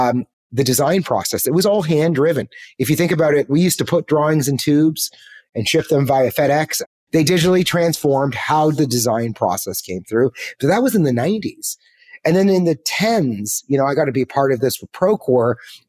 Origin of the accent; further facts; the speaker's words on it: Canada; let me get on a plane, go back. I was from Canada at the time. Let's go back to Canada and let's find a tech job.